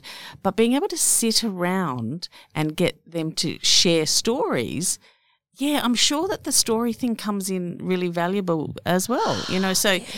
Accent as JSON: {"language": "English", "country": "Australia", "said": "we're Australian"}